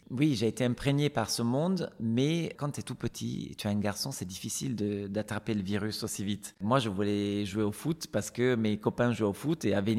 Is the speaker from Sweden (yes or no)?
yes; Stockholm, Stockholm County, Sweden; born there; Et donc, en fait, je suis née à Stockholm, mais je n'ai